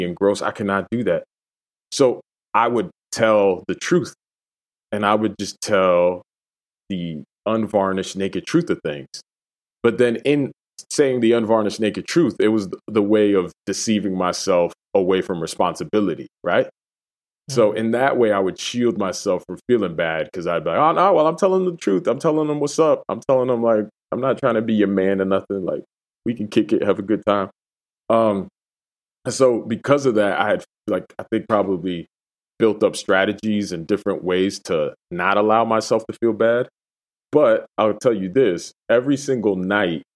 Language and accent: English; Massachusetts, United States; also born or lived in Dominican Republic / Puerto Rico; I grew up in Massachusetts